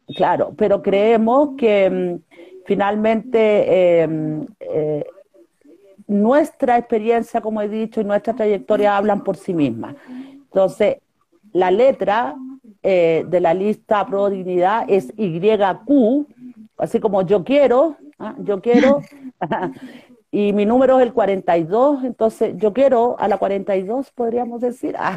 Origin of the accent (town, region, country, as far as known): Huasco Valley / Elqui Valley, Atacama, Chile; born or raised there; now in Cajón del Maipo, Chile